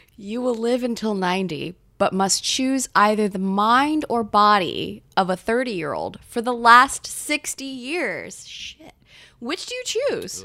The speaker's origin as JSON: {"language": "English", "town": "Gainesville", "region": "Florida", "country": "United States", "tie": "born or raised there", "also_born_or_lived": "Taiwan / North Carolina", "moved": "as an adult", "lives_now": "New York, United States", "said": "I moved to Gainesville, Florida"}